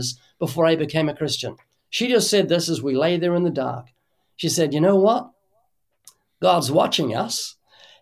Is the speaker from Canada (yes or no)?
no; New Zealand; moved away as an adult; now in United States; I come from New Zealand. And when I was a kid in New Zealand